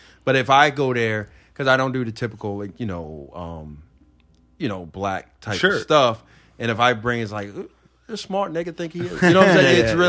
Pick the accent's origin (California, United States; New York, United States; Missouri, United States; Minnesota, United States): New York, United States; New York City; I'm from Queens. People think I'm from Long Island. I'm like, not really. I'm from the border.